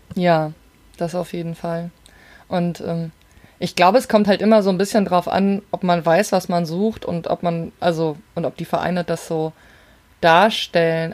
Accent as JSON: {"language": "German", "region": "Rhine-Main area", "country": "Germany", "said": "ich komme ja aus dem Rhein-Main-Gebiet"}